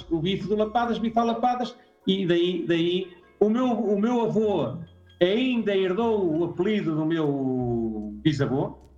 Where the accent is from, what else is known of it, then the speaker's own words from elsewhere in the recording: Porto, Porto District, Portugal; eh, sou do Porto